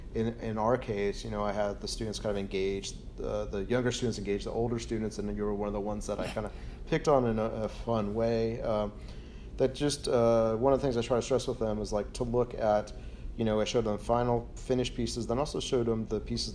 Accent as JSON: {"language": "English", "region": "California", "country": "United States", "tie": "born or raised there", "said": "I grew up in California"}